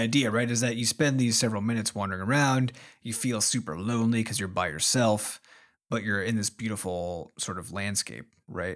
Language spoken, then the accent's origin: English; Iowa, United States; we grew up in Iowa, which is, you know, one of the smaller states population-wise in the United States